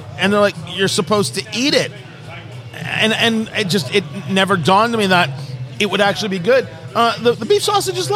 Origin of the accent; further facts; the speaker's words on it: Eatontown, New Jersey, United States; now in Indianapolis, United States; I grew up in New Jersey, Monmouth Mall, Eatontown, New Jersey